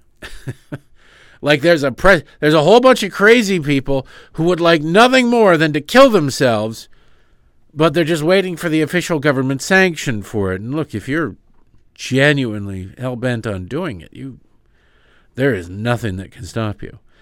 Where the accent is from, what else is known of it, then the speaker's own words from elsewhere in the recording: Michigan, United States; I grew up in Michigan